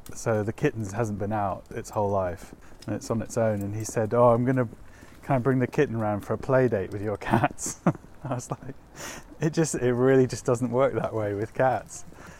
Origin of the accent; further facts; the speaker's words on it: Yorkshire and the Humber, United Kingdom; moved away as an adult; now in London, United Kingdom; I moved to Highbury when I was 20. I came to London from North Yorkshire and to go to university at UCL